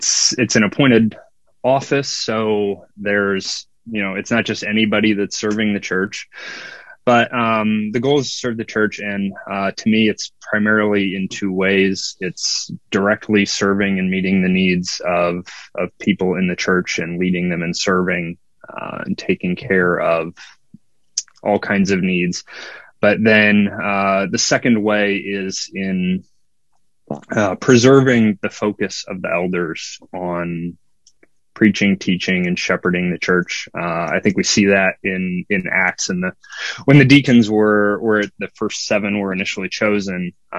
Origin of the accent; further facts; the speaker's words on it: Belleville, Illinois, United States; moved away as an adult; also born or lived in Rolla, Missouri; now in Wright City, United States; I grew up in Belleville, Illinois, just across, I want to say just across the river, but we're across 2 rivers. Just across the Mississippi.